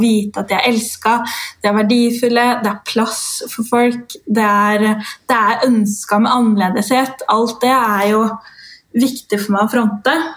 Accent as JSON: {"language": "Norwegian", "country": "Norway", "tie": "born or raised there", "also_born_or_lived": "Dominican Republic", "said": "de seks første årene av livet mitt er jo derfra. Jeg ble født"}